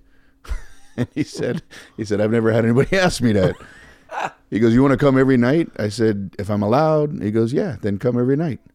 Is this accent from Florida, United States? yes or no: yes; Miami, Florida, United States; moved away as an adult; also born or lived in Fort Lauderdale / New York / Los Angeles; now in Las Vegas, United States; we grew up in Miami